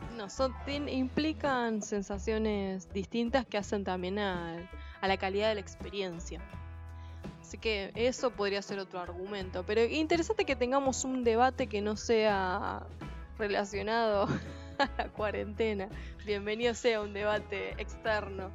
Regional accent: Mercedes, Buenos Aires Province, Argentina; los mercedinos conocemos

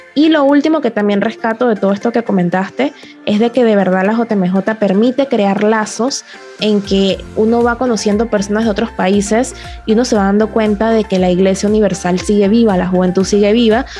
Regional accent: Panama; aquí en Panamá no puedo decir mucho porque era como que súper acostumbrada a todo lo que estaba viendo, era en mi país

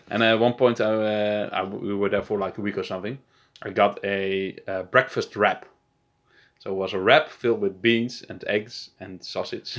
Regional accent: Netherlands; also born or lived in Amsterdam; I'm from Holland

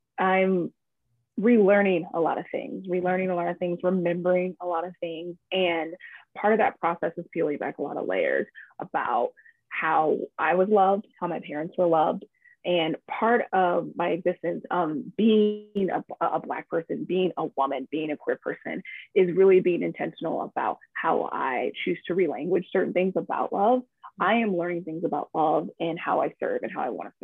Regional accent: Chicago, Illinois, United States; moved away; also born or lived in Midwest; I'm originally from Chicago, Illinois. Transplant of a lot of different places in the Midwest, but Chicago will always be home

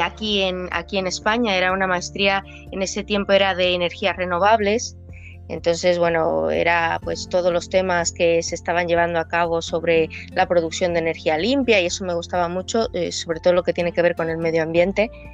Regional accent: Villa de Álvarez, Colima, Mexico; moved away; soy de Colima, eh, mi, barrio era Villa de Álvarez

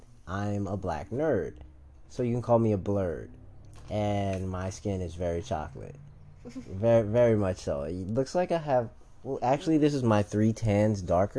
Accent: Chicago, Illinois, United States; a wild person from Chicago

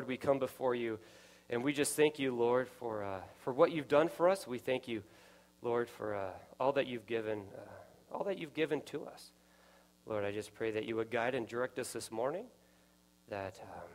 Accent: Nevada, United States; I grew up in Nevada.

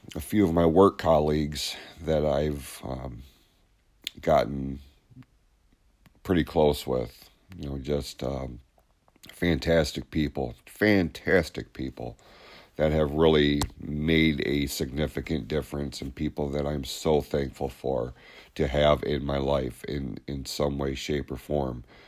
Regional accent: Hadley, United States; we grew up in Hadley

